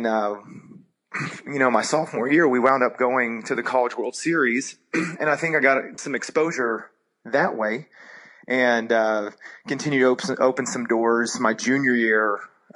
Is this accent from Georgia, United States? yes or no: yes; Cartersville, Georgia, United States; also born or lived in Florida; my family, we moved to Georgia when I was 10 years old. And the town that I grew up in was Cartersville